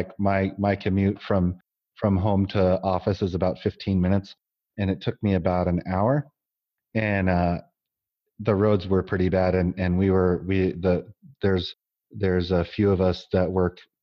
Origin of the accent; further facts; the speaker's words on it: Long Beach, California, United States; now in Salt Lake City, United States; I grew up in Long Beach